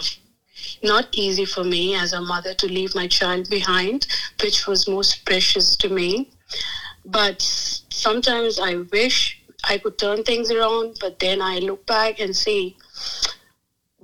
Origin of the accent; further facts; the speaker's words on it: Agra, Uttar Pradesh, India; moved away as an adult; now in United States; I was born and raised in Agra, India